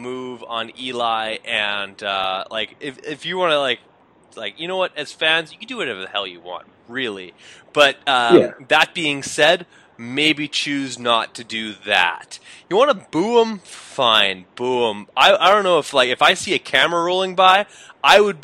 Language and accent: English; Canada; being Canadian